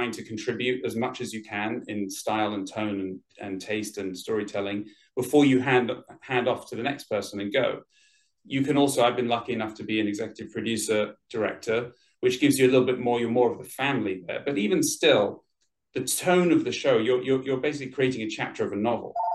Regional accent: London, United Kingdom; moved away as an adult; now in Los Angeles, United States; I'm from London, sort of all over London. Grew up all over London, but I've been in Los Angeles for about... getting on for 19 years now.

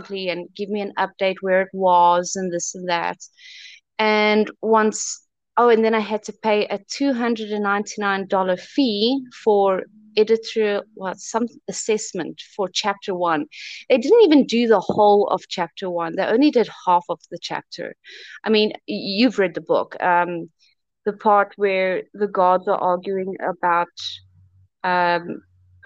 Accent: South Africa; I'm from South Africa. I was turned down by many South African publishers

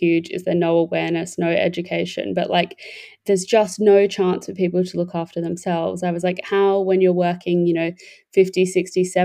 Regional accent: Australia; moved away; I am Australian. Well, I'm British. Both my parents are English, but I was born and grew up in Australia.

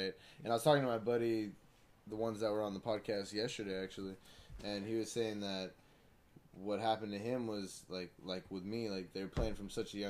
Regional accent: Blythe, California, United States; I grew up in Blythe, and then I played travel ball out here

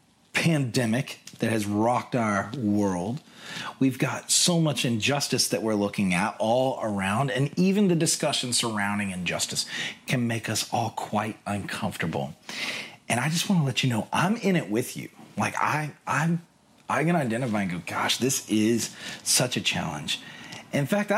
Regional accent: United States; also born or lived in London; now in Seattle, United States; I'm from America

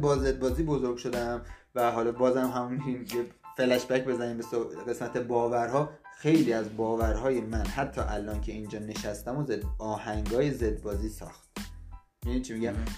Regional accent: Iran; ما ایرانیم

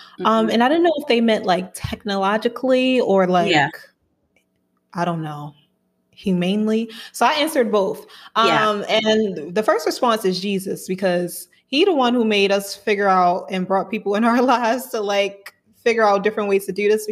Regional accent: Baltimore, Maryland, United States; now in Atlanta, United States; I'm from Baltimore, Maryland, but currently residing in Atlanta, Georgia.

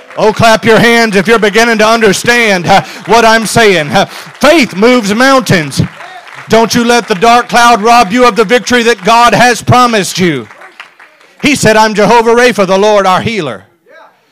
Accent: South Louisiana, United States; I'm from South Louisiana.

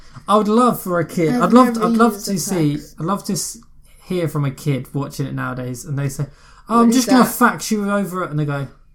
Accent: United Kingdom

